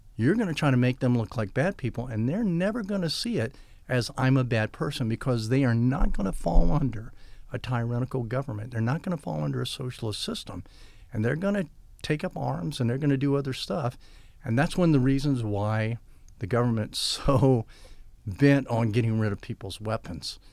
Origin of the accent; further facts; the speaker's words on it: United States; I'm an American